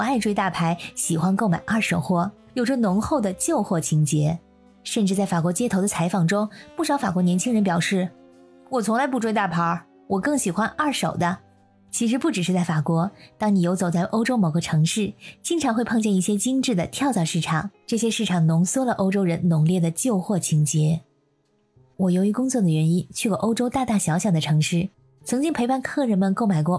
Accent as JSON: {"language": "Chinese", "country": "China", "moved": "yes", "lives_now": "Europe", "said": "我们中国人送礼物一般来说呢，都会是全新的。"}